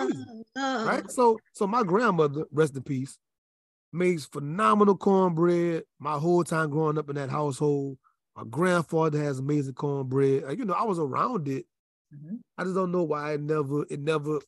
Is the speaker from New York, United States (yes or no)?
no; Louisiana, United States; moved away as an adult; I'm from Louisiana